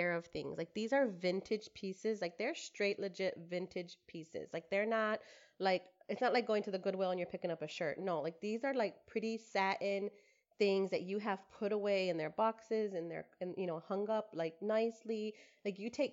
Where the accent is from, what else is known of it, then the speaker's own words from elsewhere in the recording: Detroit, Michigan, United States; moved away as an adult; now in San Antonio, United States; living here in San Antonio, Texas, but I am from Detroit, Michigan